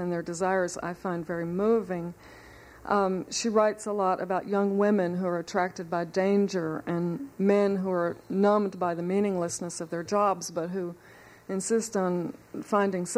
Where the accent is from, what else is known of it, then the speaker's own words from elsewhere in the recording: the South, United States; I grew up in the South